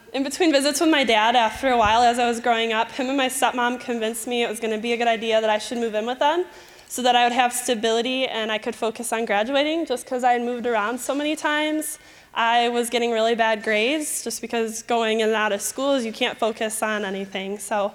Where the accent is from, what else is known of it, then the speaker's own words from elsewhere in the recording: Michigan, United States; accent: Michigan; moved away; if at any time you hear my Michigan accent, please ignore it. Okay, so I grew up in Michigan